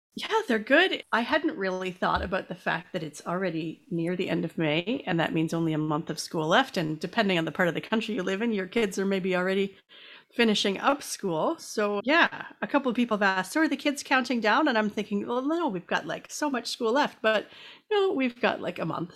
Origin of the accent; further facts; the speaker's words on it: Canada; as a Canadian